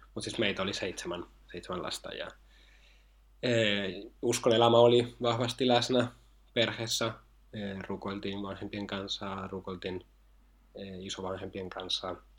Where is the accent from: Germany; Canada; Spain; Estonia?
Spain; Finnish is a second language; moved away as an adult; now in Finland; mä oon itse alun perin Espanjasta ja muuten Suomen opiskelemaan tänne